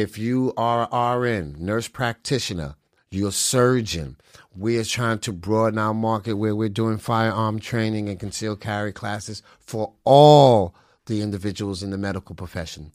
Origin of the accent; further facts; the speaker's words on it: New York City, New York, United States; moved away; also born or lived in Connecticut; I was born and raised in the Bronx